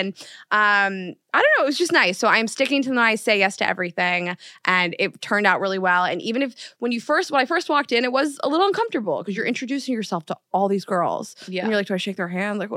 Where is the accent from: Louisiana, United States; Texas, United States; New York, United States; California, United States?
New York, United States; moved away as an adult; now in Venice, Los Angeles, United States; I am such a New Yorker